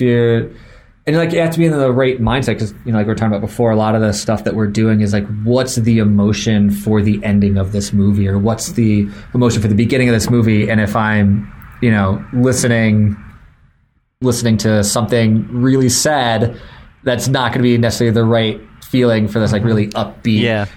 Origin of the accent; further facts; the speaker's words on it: Florida, United States; I grew up in Florida so we went to Disney